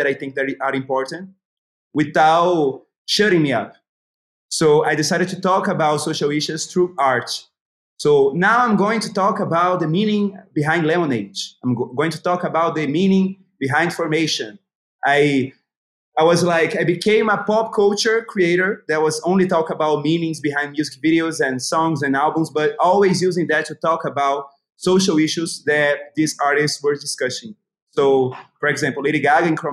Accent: Itabuna, Bahia, Brazil; I was born in Itabuna, a small city in the interior of Bahia

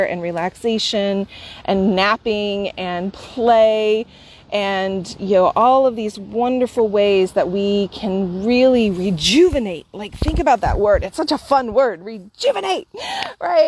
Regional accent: Bartlesville, Oklahoma, United States; now in San Francisco, United States; to arrive here at my hometown.

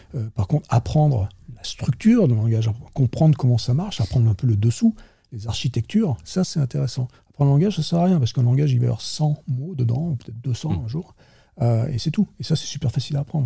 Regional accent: France; moved away as an adult; now in Silicon Valley, United States; je suis français, franchouillard de base, hein, quand même. Ça depuis donc 30 ans, je suis là-bas

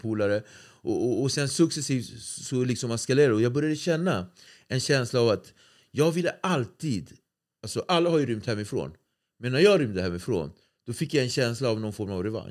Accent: Nacka, Stockholm County, Sweden; jag är från Nacka

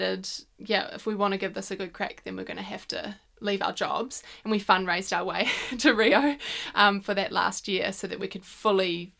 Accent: Whangarei, Northland, New Zealand; growing up in Whangarei

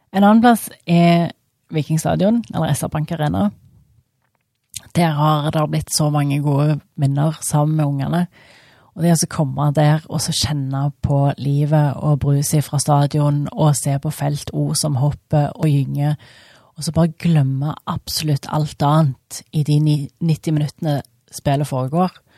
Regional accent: Jørpeland, Rogaland, Norway; also born or lived in Stavanger; Jeg er oppvokst på Jørpeland. Flytta til Stavanger da jeg var 19 år.

